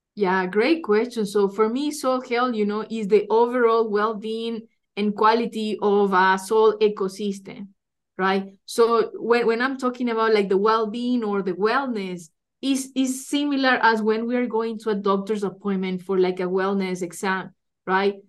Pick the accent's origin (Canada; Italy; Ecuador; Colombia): Ecuador; moved away as an adult; also born or lived in Iowa, United States; now in Lincoln, United States; I'm originally from Ecuador